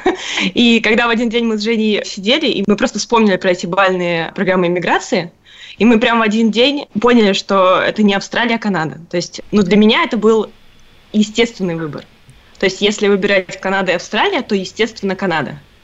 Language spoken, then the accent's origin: Russian; Moscow, Russia; moved away as an adult; now in Canada; я родилась и выросла в Москве